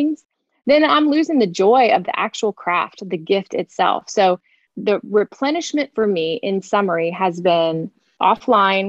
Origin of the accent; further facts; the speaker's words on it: Florida, United States; I'm a Florida girl. I grew up in Florida